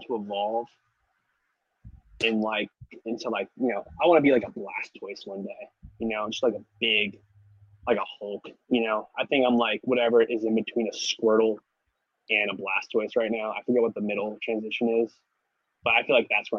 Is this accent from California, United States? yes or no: yes; San Francisco, California, United States; I'm also from San Francisco, California